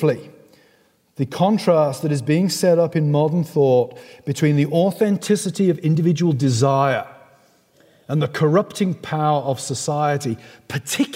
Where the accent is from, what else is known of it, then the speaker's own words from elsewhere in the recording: England, United Kingdom; accent: English; somebody like me with a beautiful English accent